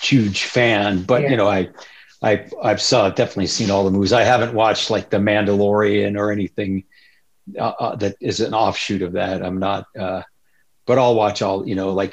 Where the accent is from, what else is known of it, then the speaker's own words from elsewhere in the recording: Berkeley, California, United States; also born or lived in Iowa / Tucson, Arizona; I was born and raised in the East Bay